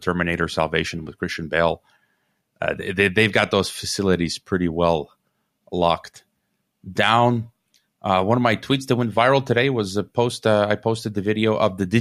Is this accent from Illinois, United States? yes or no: yes; Chicago, Illinois, United States; I'm from Chicago